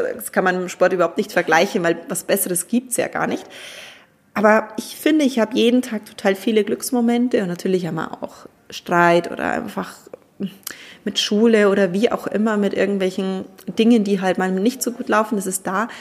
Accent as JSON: {"language": "German", "country": "Germany", "said": "bei uns in Deutschland"}